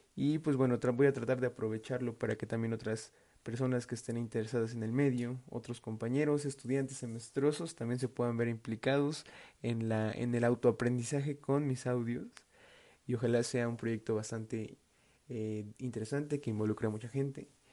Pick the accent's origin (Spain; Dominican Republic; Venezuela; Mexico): Mexico; Tlaxcala; moved away as an adult; now in Mexico City, Mexico; soy foráneo, soy del estado de Tlaxcala y estoy estudiando en la Ciudad de México